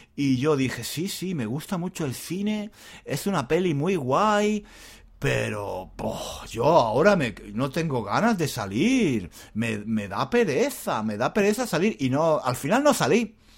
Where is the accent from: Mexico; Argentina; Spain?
Spain; soy español